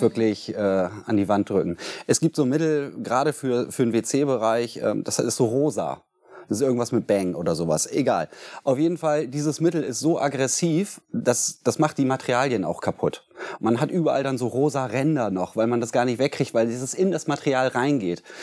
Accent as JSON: {"language": "German", "region": "Bremen", "country": "Germany", "tie": "born or raised there", "said": "bin gebürtiger Bremer, in zweiter Generation"}